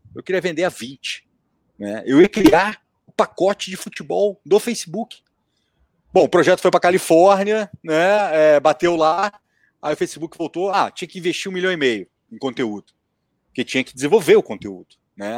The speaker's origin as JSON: {"language": "Portuguese", "country": "Brazil", "said": "eu sou brasileiro"}